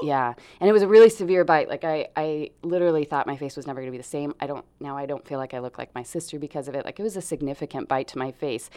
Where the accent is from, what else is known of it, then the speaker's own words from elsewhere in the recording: Grants Pass, Oregon, United States; also born or lived in Portland, Oregon; I was born in Portland, raised in Grants Pass. So, I am hometown girl here